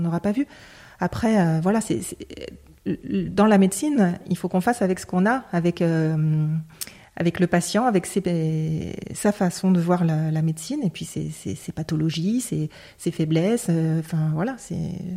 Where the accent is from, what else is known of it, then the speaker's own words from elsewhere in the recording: Lyon, Auvergne-Rhône-Alpes, France; je suis lyonnaise, j'ai toujours vécu à Lyon